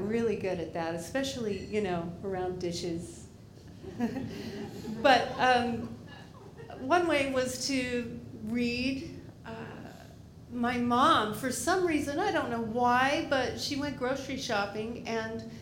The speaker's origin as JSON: {"language": "English", "region": "Maine", "country": "United States", "tie": "born or raised there", "said": "when I was a kid growing up in Maine"}